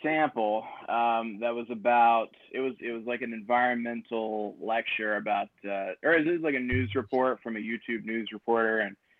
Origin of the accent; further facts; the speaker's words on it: Huntington, West Virginia, United States; I was born in Huntington, West Virginia.